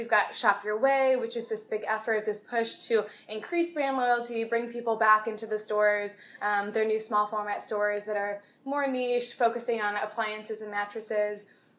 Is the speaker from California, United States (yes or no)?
no; Chicago, Illinois, United States; I'm from Chicagoland area